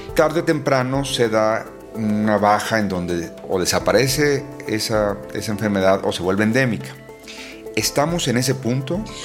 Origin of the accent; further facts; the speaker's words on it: Mexico; así somos los mexicanos